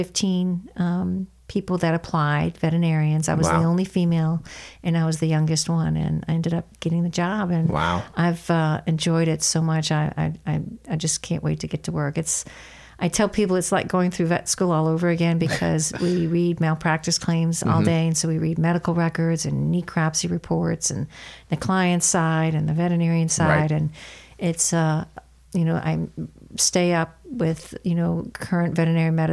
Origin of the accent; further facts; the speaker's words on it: New Orleans, Louisiana, United States; moved away as an adult; also born or lived in Chicago; I was born and raised in New Orleans and still consider that my home.